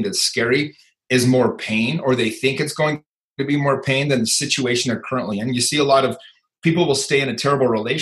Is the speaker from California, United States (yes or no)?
no; Salt Lake City, Utah, United States; I grew up in Salt Lake City, Utah.